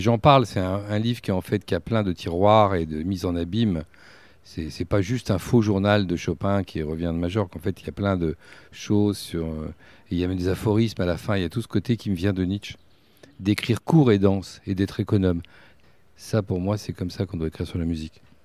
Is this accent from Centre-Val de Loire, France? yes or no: yes; Bourges, Centre-Val de Loire, France; also born or lived in Paris; je suis berruyer, je suis de Bourges, je suis né à Bourges